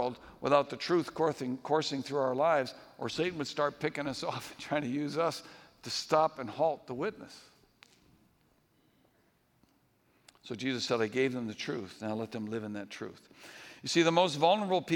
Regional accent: New England, United States; When I was growing up in New England

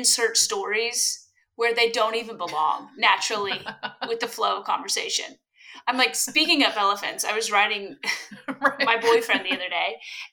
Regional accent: Louisville, Kentucky, United States; Growing up in Louisville, Kentucky, mind you, Louisville, Kentucky is the largest small town in the world

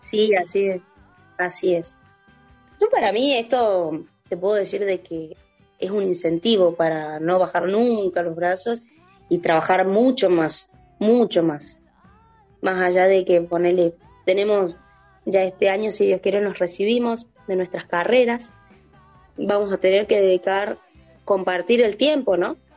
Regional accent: Tucumán, Argentina; moved away; Esto de haberme ido de mi provincia me generó el, desarraigo, me hizo quererla más y cantarla a mi tierra

